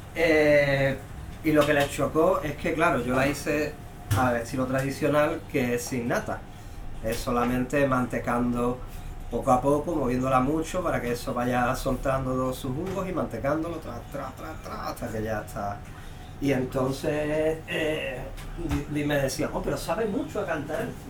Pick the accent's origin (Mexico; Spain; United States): Spain; Cádiz, Andalusia; moved away; yo que soy de Cádiz